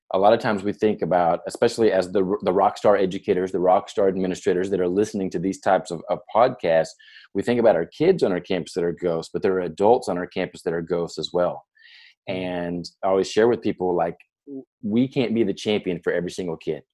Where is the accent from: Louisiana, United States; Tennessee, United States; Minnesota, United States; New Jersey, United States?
Tennessee, United States; near Nashville; I grew up in near Nashville, Tennessee